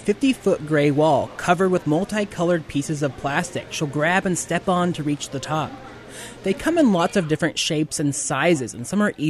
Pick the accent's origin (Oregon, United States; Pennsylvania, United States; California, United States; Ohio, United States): California, United States; Central Valley; growing up in the Central Valley